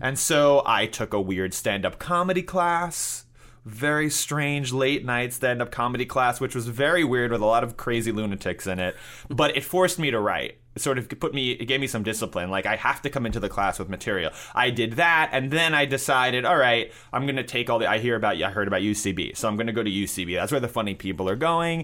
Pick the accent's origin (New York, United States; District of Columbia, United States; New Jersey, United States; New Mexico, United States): New York, United States; New York City; I grew up in New York City and I went to high school in Manhattan.